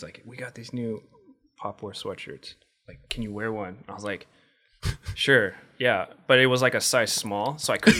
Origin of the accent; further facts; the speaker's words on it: Huntington Beach, California, United States; I grew up in Huntington